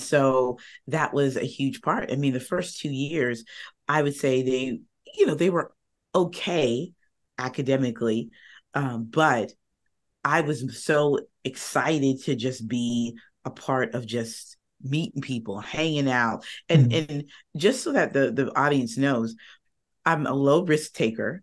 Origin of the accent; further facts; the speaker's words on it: Northern Virginia, United States; I am from Northern Virginia, right outside of DC.